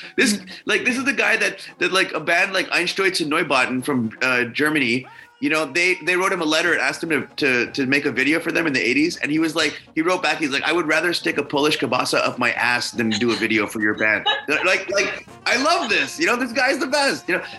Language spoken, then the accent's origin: English; India; And I'm Indian from India, or as my friends say, curry Indian, right?